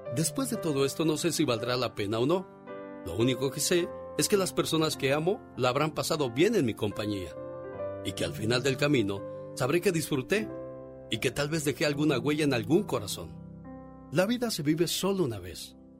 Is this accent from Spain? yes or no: no; Tamaulipas, Mexico; moved away